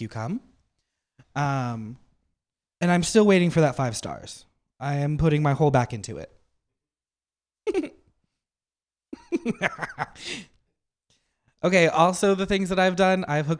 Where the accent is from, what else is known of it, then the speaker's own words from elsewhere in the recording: Napa, California, United States; I'm from Napa